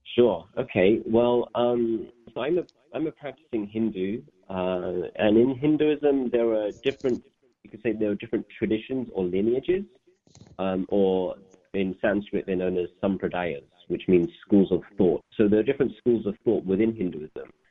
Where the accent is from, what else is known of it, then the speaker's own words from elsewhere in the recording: London, United Kingdom; also born or lived in Leeds; my parents settled in um, northwest London, which is where I grew up